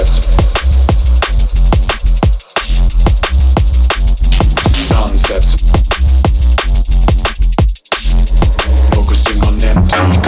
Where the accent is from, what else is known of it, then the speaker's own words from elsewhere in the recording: United States; I'm an American